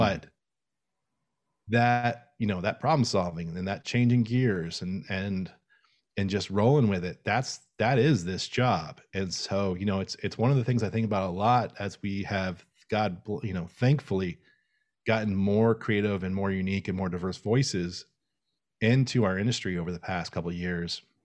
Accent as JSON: {"language": "English", "town": "Tallahassee", "region": "Florida", "country": "United States", "tie": "born or raised there", "said": "I grew up in Tallahassee, Florida"}